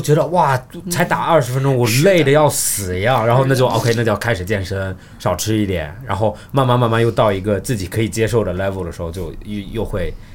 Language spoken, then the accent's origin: Chinese; Australia; 我澳大利亚长大